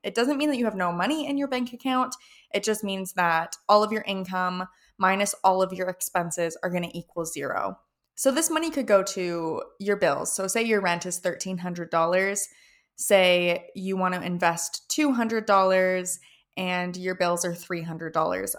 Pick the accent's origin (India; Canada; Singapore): Canada; I am from Canada